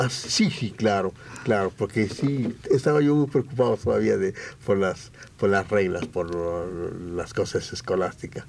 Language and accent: Spanish; Mexico; soy mexicano